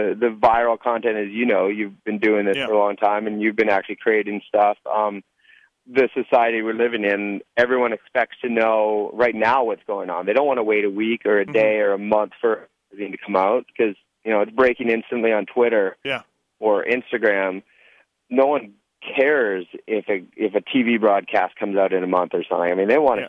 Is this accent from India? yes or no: no; Canada; being Canadian